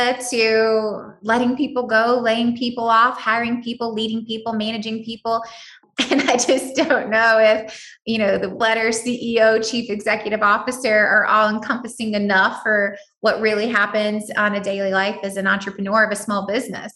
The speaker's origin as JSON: {"language": "English", "country": "United States", "said": "I am an American"}